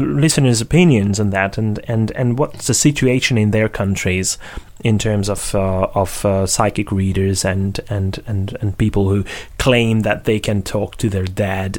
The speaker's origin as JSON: {"language": "English", "town": "Székesfehérvár", "region": "Fejér", "country": "Hungary", "tie": "born or raised there", "moved": "as an adult", "said": "Székesfehérvár, which is my hometown"}